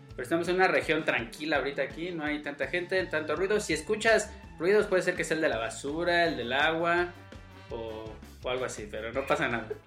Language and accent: Spanish; Buenos Aires, Argentina; Sí, soy de Buenos Aires.